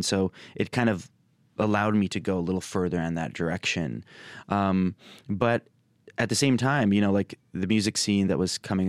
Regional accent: Ann Arbor, Michigan, United States; born there; Yeah, so I was born in Ann Arbor, Michigan. My parents went to grad school there. They moved to the States in 1984.

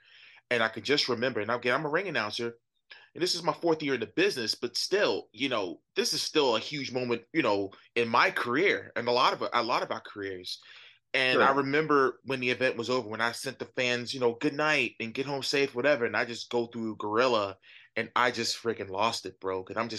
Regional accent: Northeast, United States; growing up in the Northeast

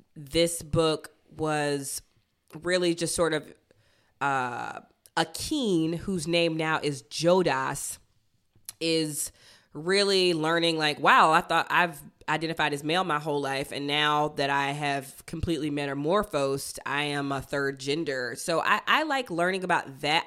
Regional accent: Athens, Georgia, United States; born or raised there

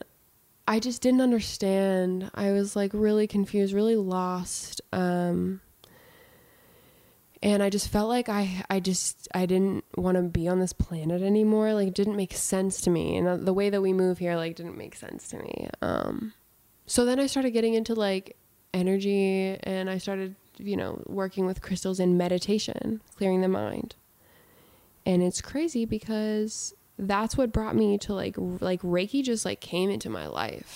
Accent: Salem, Massachusetts, United States; moved away; also born or lived in California; I'm from Salem, Massachusetts

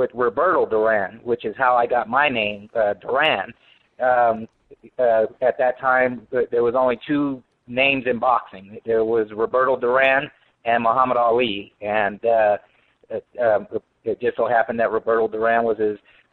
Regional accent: Denver, Colorado, United States; I was born and raised in Denver, Colorado.

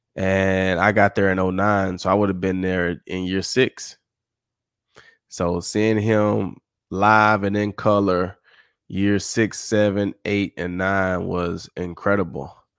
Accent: Summit, Mississippi, United States; I'm from Summit

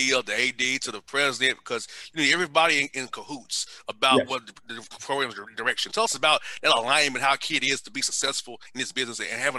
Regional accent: Atlanta, Georgia, United States; I grew up in Vine City in Atlanta.

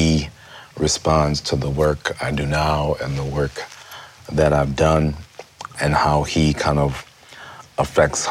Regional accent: Rochester, New York, United States; I grew up in Rochester, New York

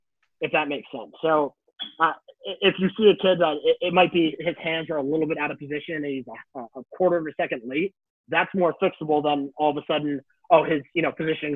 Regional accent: Hudson Valley, New York, United States; I am from downstate New York

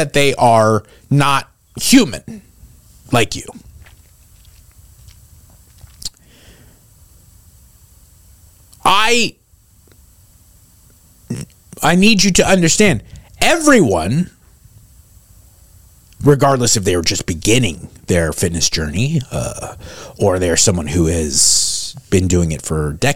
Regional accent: San Marino, California, United States; my hometown of San Marino, where they named the Huntington Library

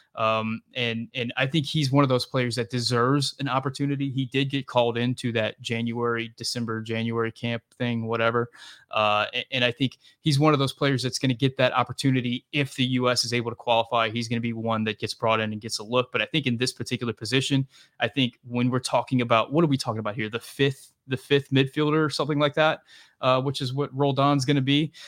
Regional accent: South Louisiana, United States; I'm from South Louisiana.

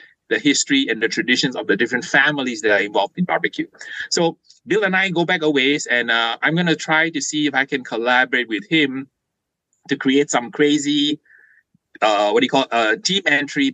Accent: Malaysia; now in California, United States; I was born in Malaysia

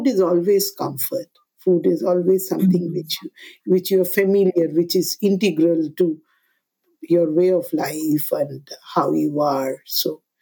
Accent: Kolkata, West Bengal, India; I'm born and raised in Kolkata.

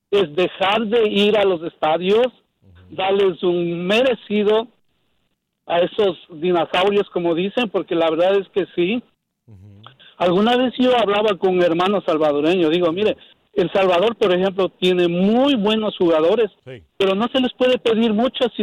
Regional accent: Ecuador; yo soy ecuatoriano

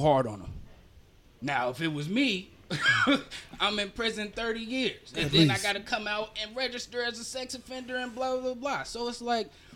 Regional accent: Cincinnati, Ohio, United States; I'm from Cincinnati, Ohio

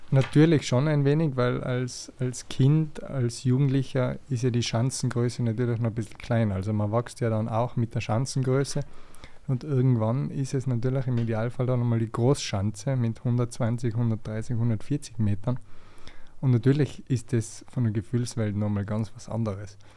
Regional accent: Tyrol, Austria; es hat natürlich als Tiroler so ein bisschen angefangen.

